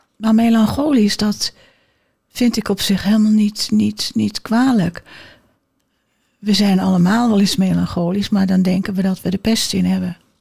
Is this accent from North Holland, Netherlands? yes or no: yes; Amsterdam, North Holland, Netherlands; ik kom uit Amsterdam